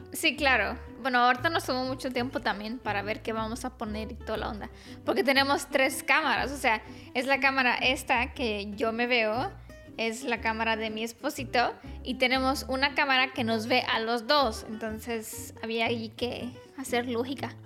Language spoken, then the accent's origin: Spanish; Romania; Spanish is a second language; mi esposito es mexicano, yo soy rumana